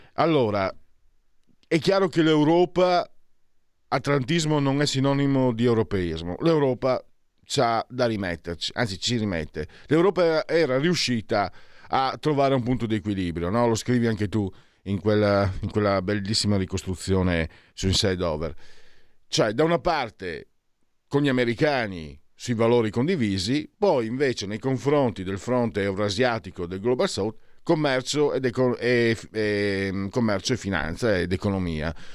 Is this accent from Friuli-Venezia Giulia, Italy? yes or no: yes; Friuli-Venezia Giulia, Italy; io vengo dal Friuli